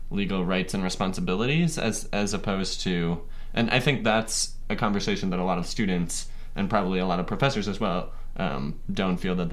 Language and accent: English; Ohio, United States; You know, I am from Ohio